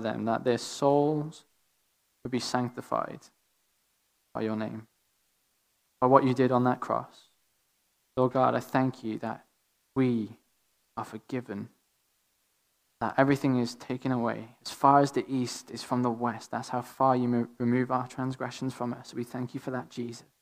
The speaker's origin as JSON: {"language": "English", "region": "Wales", "country": "United Kingdom", "accent": "Welsh", "said": "my Welshest strongest accent"}